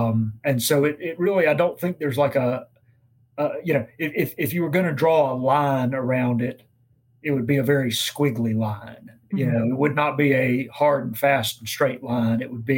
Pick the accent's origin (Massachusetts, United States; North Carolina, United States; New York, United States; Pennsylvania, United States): North Carolina, United States; Winston-Salem; I was born in Winston-Salem, grew up in Winston-Salem.